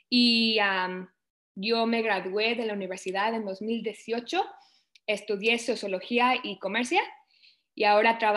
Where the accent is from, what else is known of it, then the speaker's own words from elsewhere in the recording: Canada; also born or lived in Mexico; yo me vine de México a Canadá cuando tenía cuatro años, mis papás nos trajeron para acá y pues llevo toda mi vida desde entonces acá, acabo de cumplir, bueno, voy a cumplir 27 años, entonces llevo toda la primaria, secundaria y lo que diríamos nosotros la universidad acá.